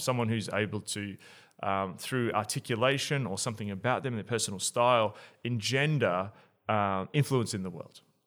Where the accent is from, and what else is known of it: Australia